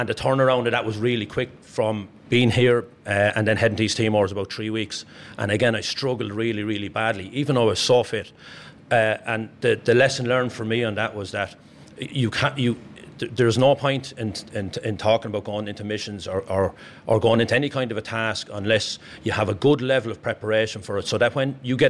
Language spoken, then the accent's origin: English; the Curragh, County Kildare, Ireland; I was born here in the Curra. I've lived here all my life.